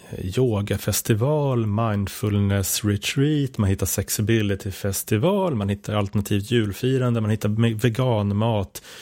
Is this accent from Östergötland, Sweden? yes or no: no; Stockholm, Stockholm County, Sweden; moved away as an adult; now in Piteå, Sweden; Jag är uppvuxen i Stockholm, det är jag.